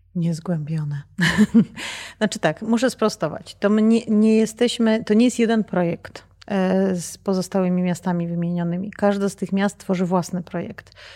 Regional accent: Bytom, Silesian Voivodeship, Poland; now in Zbrosławice, Poland; moja tożsamość to jest bytom

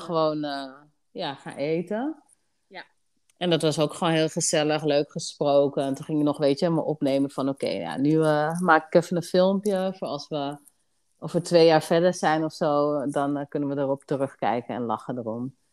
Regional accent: Amsterdam, North Holland, Netherlands; now in Assendelft, Netherlands; Mijn huis staat in Assendels, maar ik kom oorspronkelijk uit Amsterdam. Oké, okay, Dus daar liggen wel echt mijn roots

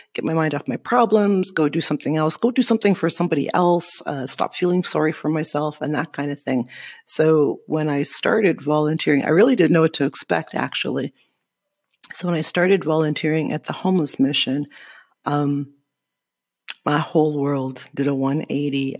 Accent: Sudbury, Ontario, Canada; moved away as an adult; now in Guatemala; I am from Sudbury, Ontario.

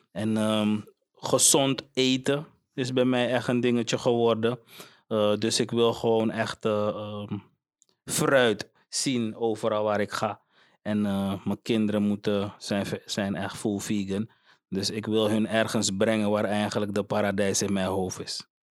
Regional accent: Suriname; now in Netherlands; ik ga terug naar, naar, naar waar ik vandaan kom man. Ik ben blij met Suriname

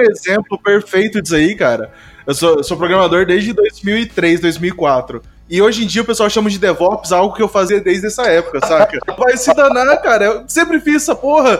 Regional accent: Campo Grande, Mato Grosso do Sul, Brazil; eu sou daqui de Campo Grande

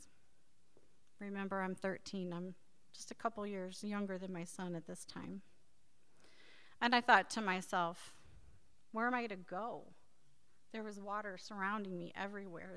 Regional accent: Times Beach, Missouri, United States; growing up near the Merrimack River

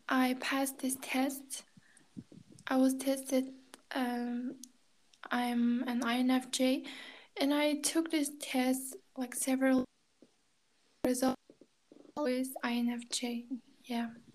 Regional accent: China; first language Kazakh; English is a second language; now in Kazakhstan; I grew up in China, Chinese speaking environment

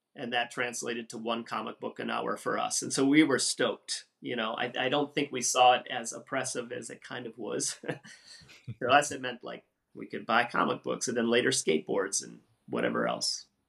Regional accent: Wisconsin, United States; moved away; the same town I grew up in in Wisconsin

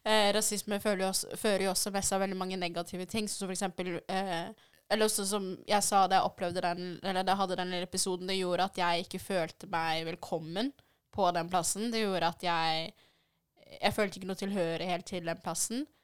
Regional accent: DR Congo; now in Norway; vi er fra Den demokratiske republikken Kongo

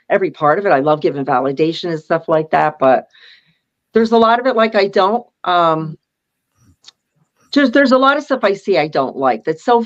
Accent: Pennsylvania, United States; I'm from Pennsylvania.

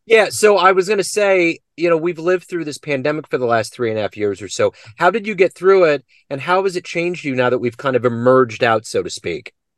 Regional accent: Kansas City, United States; I'm from Kansas City

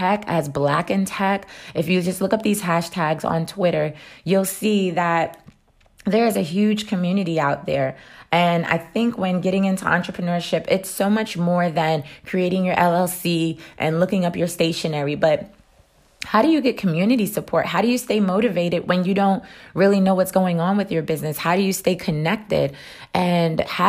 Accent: New York, United States; I'm from New York

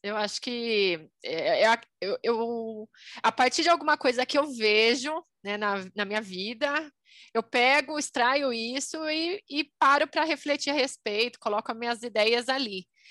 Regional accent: Brazil; sou brasileira e economista

